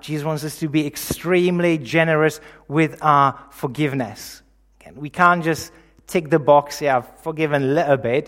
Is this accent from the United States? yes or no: no; Czechia; moved away; I'm originally from the Czech Republic, in case you're wondering about the accent